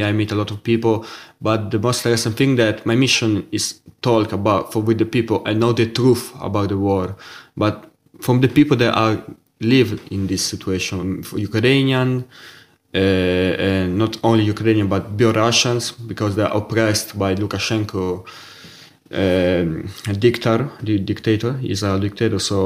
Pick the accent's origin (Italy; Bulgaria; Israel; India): Italy; accent: Italian; first language Italian; English is a second language; also born or lived in Russia; Yes, I live in Italy since I was 6 years old